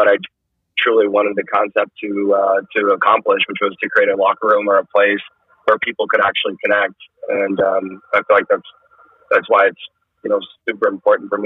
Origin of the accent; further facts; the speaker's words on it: Fresno, California, United States; moved away as an adult; also born or lived in Houston, Texas; I'm from Fresno, which, you know, Central Valley, California